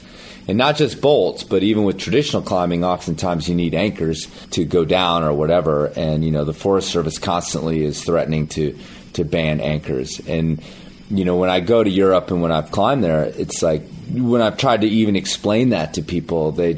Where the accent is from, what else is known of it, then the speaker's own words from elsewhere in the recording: United States; as an American and as an American climber